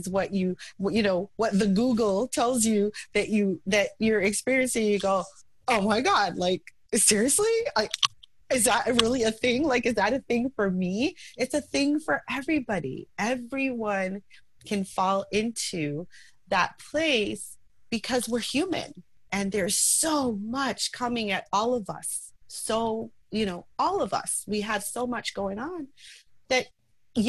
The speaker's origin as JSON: {"language": "English", "country": "United States", "tie": "born or raised there", "said": "I'm Haitian American. My parents are from Haiti. I was first generation born here in America"}